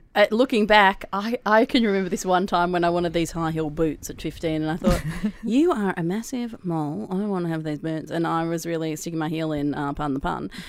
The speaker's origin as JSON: {"language": "English", "town": "Melbourne", "region": "Victoria", "country": "Australia", "tie": "born or raised there", "said": "so I grew up in Brighton, which is the fanciest place in Melbourne apart from Toorak"}